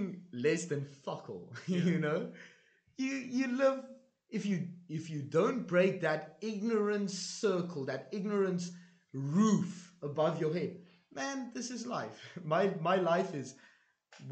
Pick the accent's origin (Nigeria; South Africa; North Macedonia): South Africa; moved away; also born or lived in Hungary; I came from South Africa